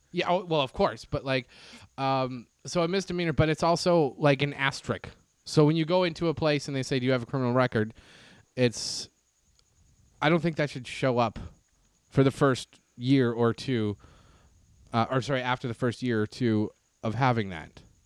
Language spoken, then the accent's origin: English; Canada; now in United States; me as a Canadian here in the U S